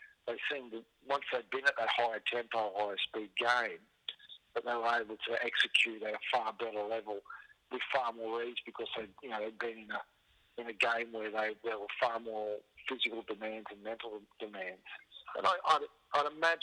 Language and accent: English; Queensland, Australia; as a Queenslander